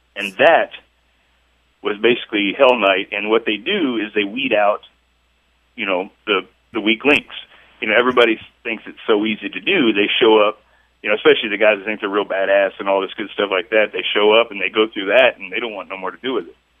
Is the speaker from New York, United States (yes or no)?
no; Chillicothe, Missouri, United States; here in, in my hometown. Um, it, which is Chillicothe, Missouri